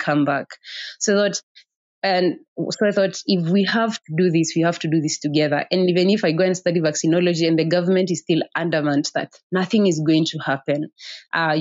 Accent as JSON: {"language": "English", "town": "Othaya", "region": "Nyeri County", "country": "Kenya", "tie": "born or raised there", "said": "Growing up in Othaya, actually, I studied up in Othaya Girls."}